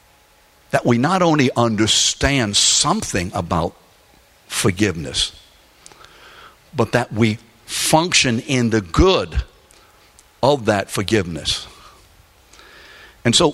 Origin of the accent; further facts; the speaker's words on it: New Orleans, Louisiana, United States; also born or lived in London; I was raised in New Orleans, Louisiana, after we came over on the Queen Mary in 1946. I was born in London